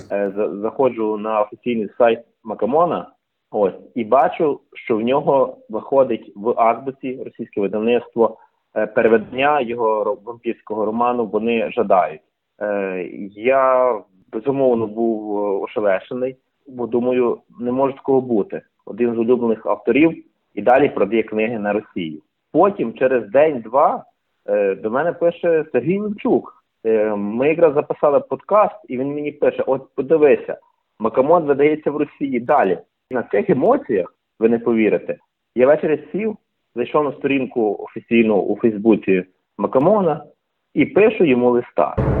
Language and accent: Ukrainian; Ternopil Oblast, Ukraine; now in Ivano-Frankivsk, Ukraine; Я сам народився на Тернопільщині, але фактично більшу половину свого життя живу у красивому місті Івано-Франківськ